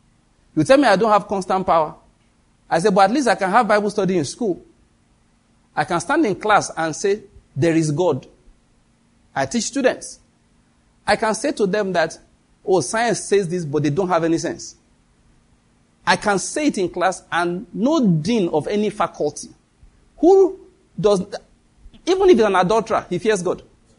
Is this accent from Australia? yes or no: no; Owo, Ondo, Nigeria; born there; also born or lived in Benin; In case you want to know, I was born in Owo, in Ondo State. I believe that's where my father and my mother were born too.